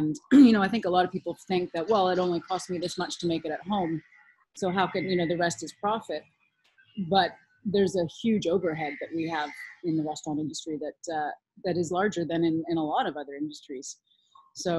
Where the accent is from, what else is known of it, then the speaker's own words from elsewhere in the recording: Canada; now in Nosara, Costa Rica; I'm Canadian